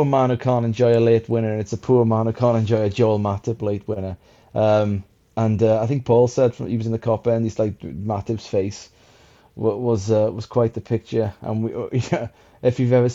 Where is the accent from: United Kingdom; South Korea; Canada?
United Kingdom; Welsh, Wales; now in England; It's great being Welsh at the moment.